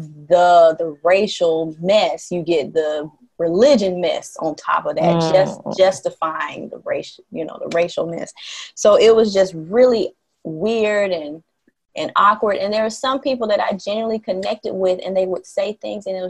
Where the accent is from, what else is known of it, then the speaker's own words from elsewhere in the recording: the South, United States; moved away as an adult; now in Haiti; growing up in the South